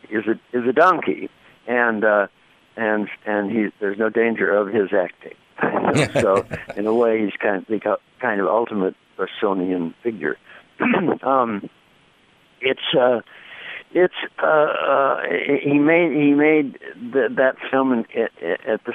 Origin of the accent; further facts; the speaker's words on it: Chicago, Illinois, United States; moved away as an adult; now in Ann Arbor, United States; I grew up in Chicago and went to school before I came to Ann Arbor